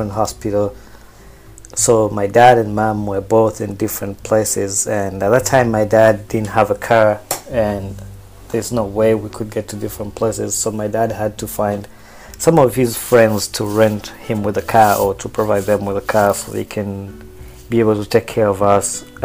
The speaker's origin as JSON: {"language": "English", "town": "Wakiso", "region": "Central Region", "country": "Uganda", "tie": "born or raised there", "also_born_or_lived": "Kampala, Uganda", "moved": "yes", "said": "I also grew up in Wakiso. Wakiso is like 10 miles away from Kampala"}